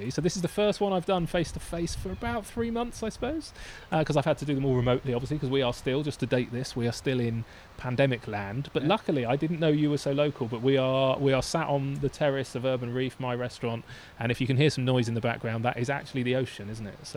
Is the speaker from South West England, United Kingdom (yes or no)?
yes; Bournemouth, South West England, United Kingdom; he runs a couple of awesome local venues in my hometown of Bournemouth